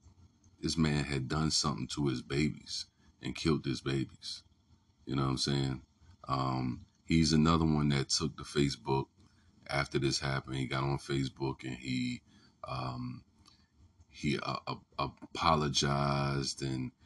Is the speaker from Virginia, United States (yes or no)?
yes; Newport News, Virginia, United States; I'm from Newport News